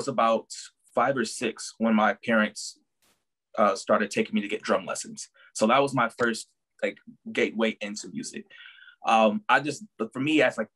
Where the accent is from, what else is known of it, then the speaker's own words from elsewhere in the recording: Milwaukee, Wisconsin, United States; I'm born and raised in Milwaukee